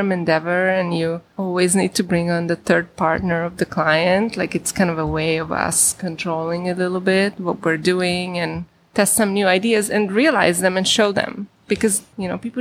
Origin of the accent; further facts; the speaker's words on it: Hungary; moved away; I'm from Hungary